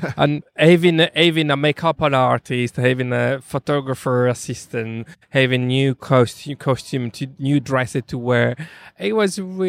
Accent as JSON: {"language": "English", "region": "London", "country": "United Kingdom", "said": "And also, you know, we are from London. London can be a very tough city."}